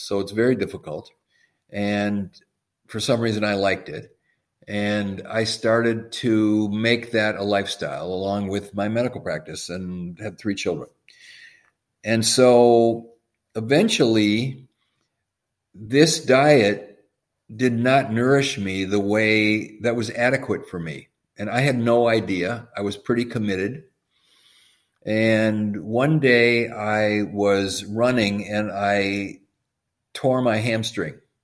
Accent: Madison, Wisconsin, United States; I grew up in Madison, Wisconsin.

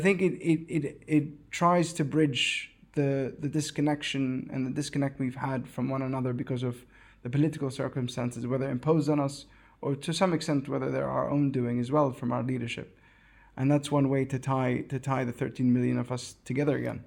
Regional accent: West Bank, Palestine; I grew up in the West Bank, I've never been to Gaza

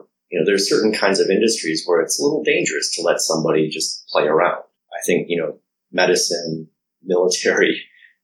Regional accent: United States; I'm American. I'm based here.

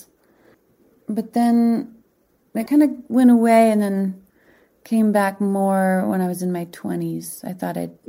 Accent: Boise, Idaho, United States; moved away as an adult; also born or lived in Berkshires, Massachusetts / Boston, Massachusetts; I grew up in Boise.

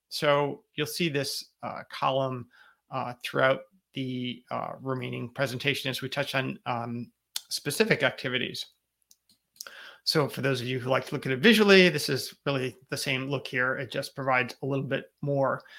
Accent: Connecticut, United States; here in my home state of Connecticut

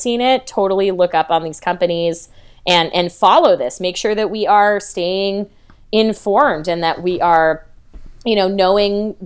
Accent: New Mexico, United States; I'm from New Mexico

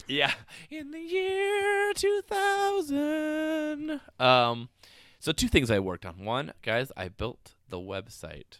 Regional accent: Spooner, Wisconsin, United States; I was from Spooner. There was no diversity

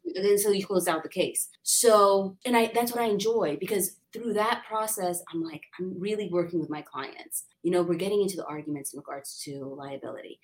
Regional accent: San Diego, California, United States; I'm a local. I grew up in San Diego, wonderful connections here

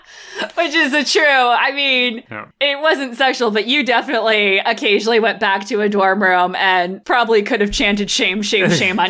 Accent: Connecticut, United States; I grew up in Connecticut.

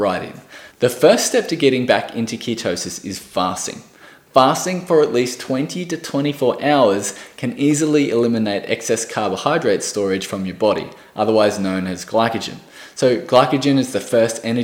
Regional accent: Australia; I am from Australia

